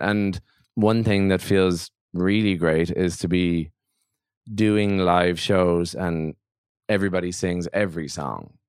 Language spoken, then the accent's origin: English; Ireland; As an Irish singer songwriter